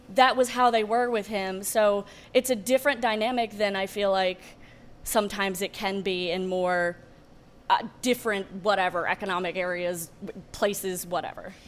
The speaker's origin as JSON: {"language": "English", "region": "Alabama", "country": "United States", "tie": "born or raised there", "moved": "as an adult", "lives_now": "Chicago, United States", "said": "I grew up in Alabama, a small town. It was about 4,000 people. I grew up Southern Baptist. I moved up here about four years ago"}